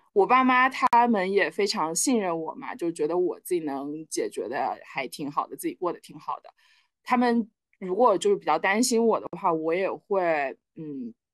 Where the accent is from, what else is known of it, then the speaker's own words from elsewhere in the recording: Shenzhen, Guangdong, China; now in Beijing, China; 然后十二岁开始上寄宿学校，一路到大学。我从深圳来北京也是我一个人来的，一个人安置。